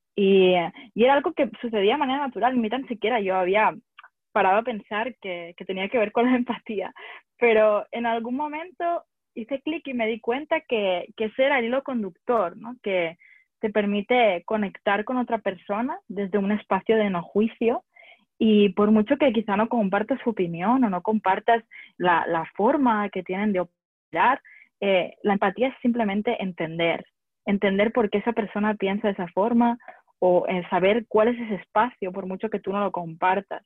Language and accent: Spanish; Barcelona, Catalonia, Spain; moved away as an adult; also born or lived in France / London / United States; soy de, soy de Barcelona y he dado muchas vueltas por el mundo